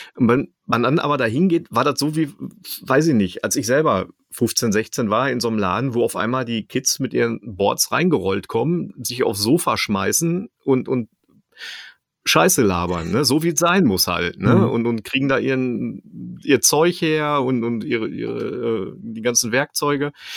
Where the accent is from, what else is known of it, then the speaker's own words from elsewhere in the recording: Dortmund, North Rhine-Westphalia, Germany; ich komme ja selber aus Dortmund